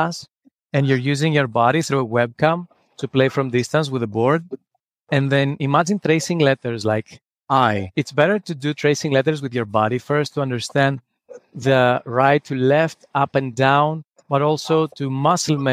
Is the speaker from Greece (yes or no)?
yes; Greece; English is a second language; moved away as an adult; now in New York, United States; I'm originally from Greece. I lived in New York for the last 9 years.